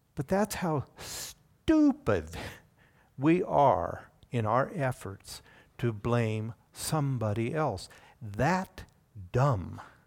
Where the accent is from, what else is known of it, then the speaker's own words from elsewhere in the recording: Oregon, United States; also born or lived in Indiana; we moved from Indiana to Oregon. And we spent the next twenty-plus years in the Pacific Northwest.